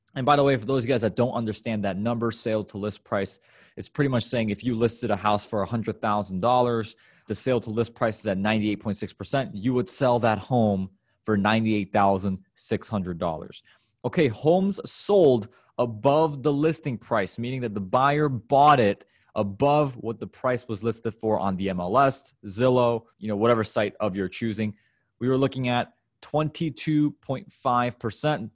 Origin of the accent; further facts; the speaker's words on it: Illinois, United States; my home state of Illinois